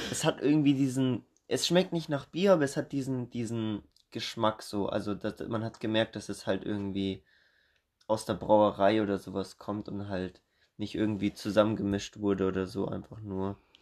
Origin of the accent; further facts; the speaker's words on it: Germany; wir in Deutschland